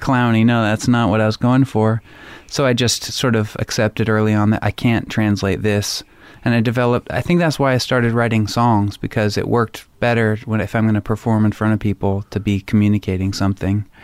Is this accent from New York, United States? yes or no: no; Anacortes, Washington, United States; also born or lived in Olympia; I grew up outside of Anacortes, so Anacortes is a small town, but I grew up five miles out into the woods